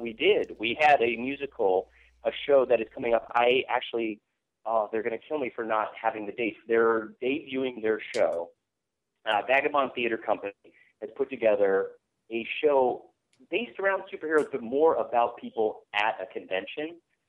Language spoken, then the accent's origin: English; Idaho, United States; I come from Southern Idaho.